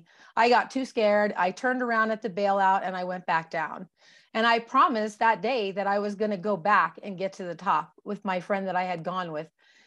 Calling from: Pueblo, Colorado, United States; From Pueblo, Colorado.

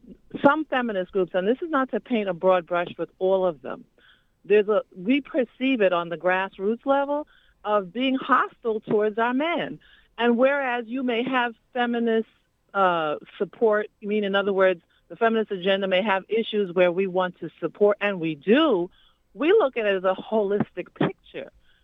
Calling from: New York City, New York, United States; I'm calling from East New York. I'm a longtime community activist

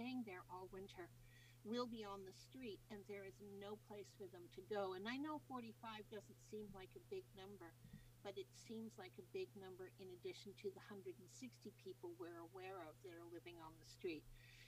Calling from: British Columbia, Canada; Well, I'm chiming in from Canada, from British Columbia.

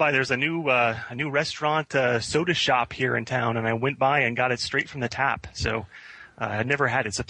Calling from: Tallahassee, Florida, United States; I'm calling in from Tallahassee, Florida, which is uh, not in Canada

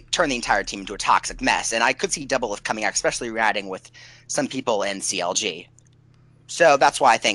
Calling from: Washington, District of Columbia, United States; Washington D.C., where there are almost zero esports events.

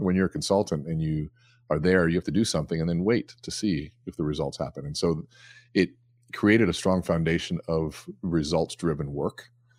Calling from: Eden Prairie, Minnesota, United States; I am at home, actually, here in Eden Prairie, Minnesota.

